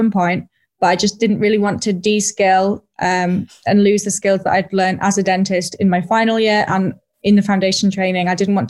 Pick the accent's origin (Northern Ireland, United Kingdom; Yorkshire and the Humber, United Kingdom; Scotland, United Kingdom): Yorkshire and the Humber, United Kingdom; moved away as an adult; also born or lived in London; now in Leeds, United Kingdom; It was up near my hometown, so nice to be near family. So wanted to go back to Yorkshire after 6 years in London.